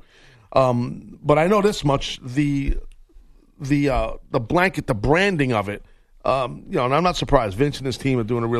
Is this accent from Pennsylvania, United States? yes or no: no; New York, United States; I'm from New York